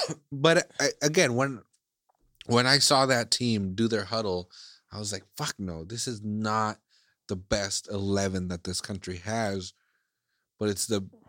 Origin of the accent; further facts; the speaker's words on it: Iceland; English is a second language; now in United States; like I'm from Iceland, you know, like I was born and raised in Iceland, but now I live in the States.